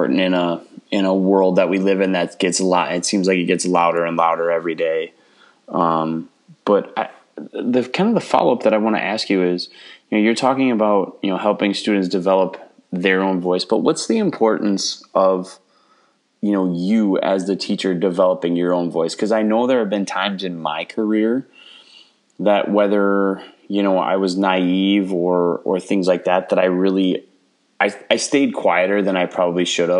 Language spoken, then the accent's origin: English; small town Wisconsin, United States; I grew up small town Wisconsin